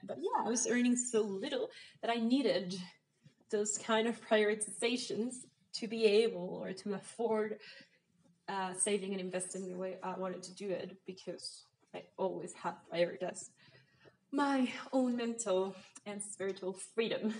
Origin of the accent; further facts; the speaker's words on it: Mexico; I'm from Mexico